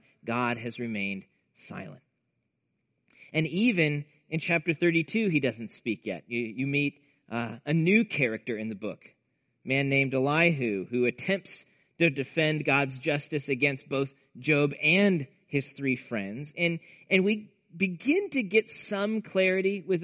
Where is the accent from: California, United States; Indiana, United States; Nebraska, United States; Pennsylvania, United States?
Nebraska, United States; growing up in Nebraska in the Midwest